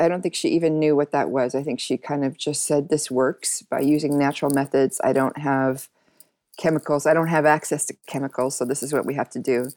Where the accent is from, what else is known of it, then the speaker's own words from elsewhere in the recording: Seattle, Washington, United States; moved away as an adult; also born or lived in New York; now in Amsterdam, Netherlands; originally I was born in Seattle